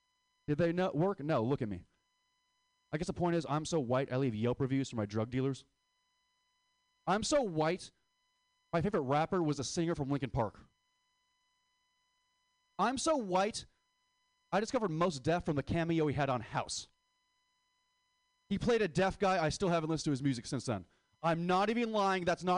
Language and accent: English; Philippines; And it goes back to the joke about saying how I hate being Filipino.